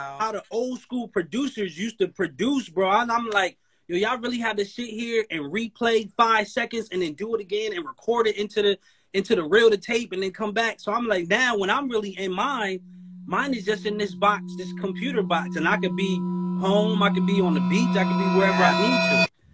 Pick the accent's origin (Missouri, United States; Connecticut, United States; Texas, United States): Connecticut, United States; I'm from Connecticut. That's where I'm from